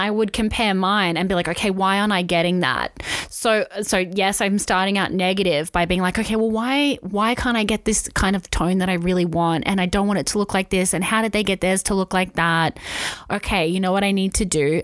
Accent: Wollongong, New South Wales, Australia; we're from Wollongong.

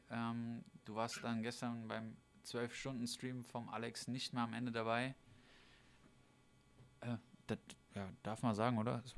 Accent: Hesse, Germany; wir kommen ja beide aus der Nähe von Frankfurt

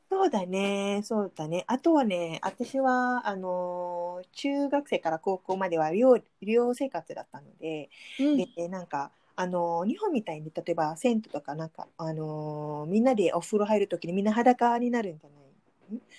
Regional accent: Malaysia; Japanese is a second language; moved away; マレーシア人としては

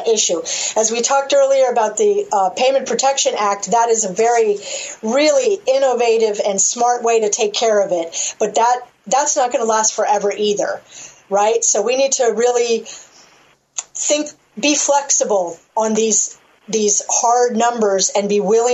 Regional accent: United States; I'm an American

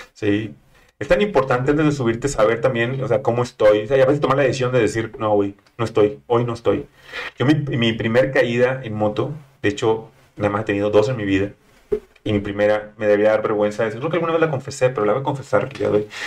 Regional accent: Monterrey, Nuevo León, Mexico; moved away as an adult; now in Mexico City, Mexico; soy regio, estaba en Monterrey

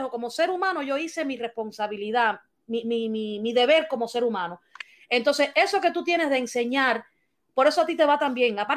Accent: Cuba; por mi parte, como como cubana, eh, cuando cuentan estas historias, a mí me, afecta mucho porque a mí me duele que mis compatriotas tengan que pasar todos estos trabajos para llegar a, este país

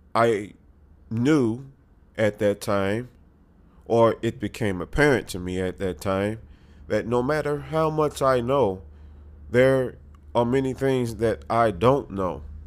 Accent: United States; We as American patriots

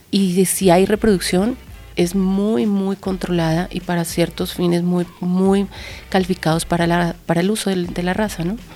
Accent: Colombia; Sin embargo, yo soy de Colombia. Eh, y el tema del maltrato animal era muy cercano, o sea, se veía mucho más en Venezuela o hacia esa zona.

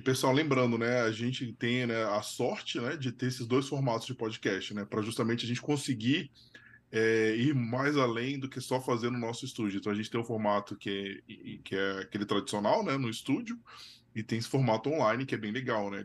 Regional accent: Brasília, Federal District, Brazil; moved away as an adult; also born or lived in São Paulo; eu sou de Brasília

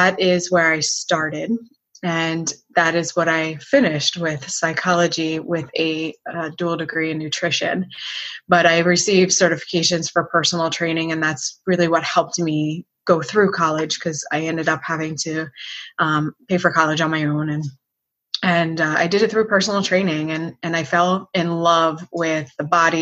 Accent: Philadelphia, Pennsylvania, United States; moved away as an adult; now in Florida, United States; I am originally from Philadelphia area. I live in Florida now, and I moved here for college.

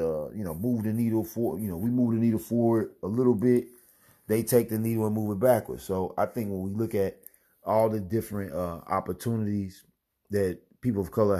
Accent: Missouri, United States; my home state, Missouri

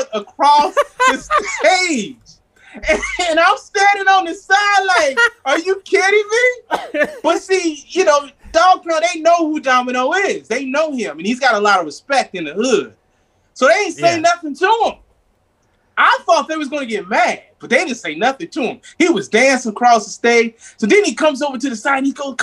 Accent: Tennessee, United States; now in California, United States; I'm a Southern boy. I'm from Tennessee

